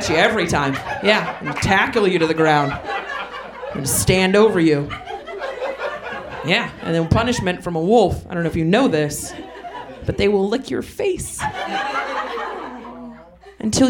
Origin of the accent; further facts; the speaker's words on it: southwest Oregon, United States; now in Portland, United States; I'm not from Portland, but I am from Oregon, so I get a pass. You understand? I grew up southwest in the corner of bumfuck and nowhere